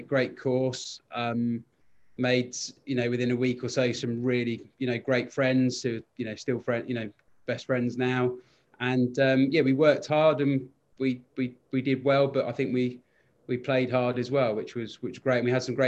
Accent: Ottery St Mary, South West England, United Kingdom; moved away as an adult; also born or lived in Coventry; I grew up in Devon, yeah, a town called Ottery St Mary, just outside Exeter. Yeah, and that's where I grew up.

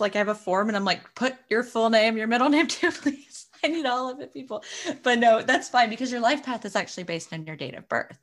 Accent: Florida, United States; now in Arizona, United States; I actually grew up in Florida

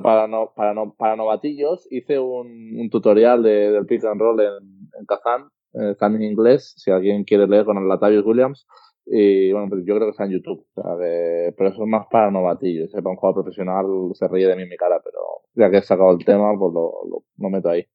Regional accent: Spain; also born or lived in Russia; now in Valencia, Spain; Aquí en España somos muy haters y bueno, siempre a la que haces un partido malo o pasa algo malo, siempre salen ahí los haters y te ponen un poco a caldo, pero así somos los españoles

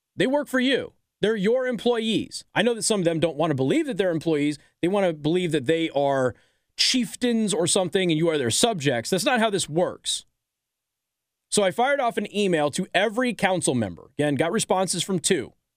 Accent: Las Vegas, Nevada, United States; now in Michiana, United States; I was raised in Vegas

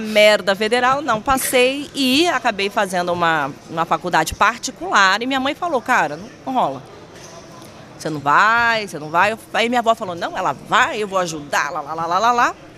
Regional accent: Vitória, Espírito Santo, Brazil; moved away as an adult; also born or lived in Rio de Janeiro

